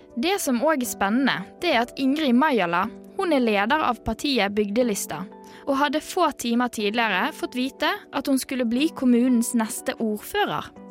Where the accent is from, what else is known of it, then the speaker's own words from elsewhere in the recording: Bergen, Vestland, Norway; jeg kommer jo fra Bergen